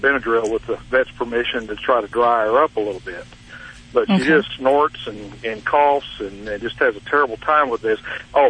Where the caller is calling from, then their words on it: Tyler, Texas, United States; Tyler, Texas.